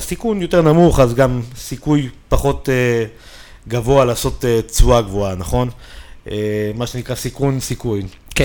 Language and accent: Hebrew; Israel; אנחנו באים מישראל